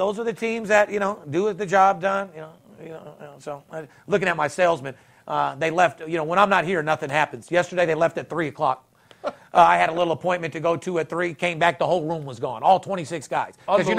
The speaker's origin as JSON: {"language": "English", "town": "Las Vegas", "region": "Nevada", "country": "United States", "tie": "born or raised there", "said": "third generation born and raised in Las Vegas."}